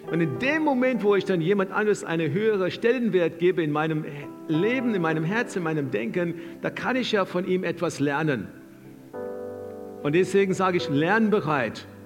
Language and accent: German; South Africa; Wir kommen auch aus dem, wir kommen aus Südafrika und wenn du ein bisschen deine Geschichte kennst, kommen wir auch aus dem Land, wo das Wort Apartheid so in den Mund genommen wurde